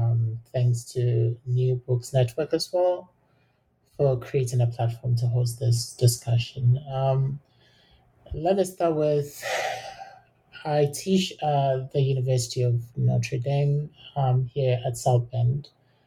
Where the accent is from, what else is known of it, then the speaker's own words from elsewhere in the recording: Ghana; And the fact that I grew up in Ghana, studied in Ghana, makes it even more important to look at this particular case